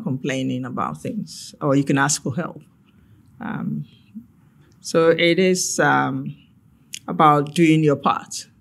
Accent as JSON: {"language": "English", "country": "Ghana", "tie": "born or raised there", "moved": "as an adult", "said": "growing up in Ghana"}